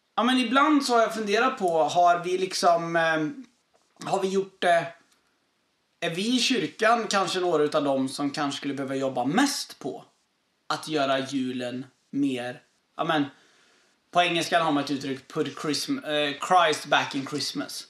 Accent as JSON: {"language": "Swedish", "region": "southern Sweden", "country": "Sweden", "moved": "as an adult", "said": "jag är från södra Sverige"}